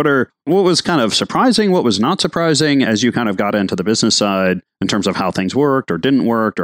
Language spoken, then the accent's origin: English; Minnesota, United States; I grew up in Minnesota